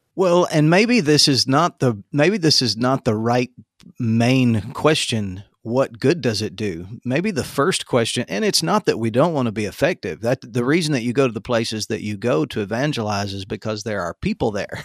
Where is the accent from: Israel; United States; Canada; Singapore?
United States; the Panhandle of Florida; my town growing up in the Panhandle of Florida